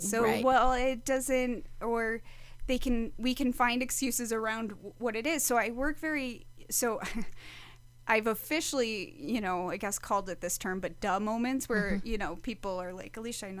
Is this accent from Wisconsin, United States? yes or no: yes; Wisconsin, United States; moved away; I grew up in the Midwest, so I grew up in Wisconsin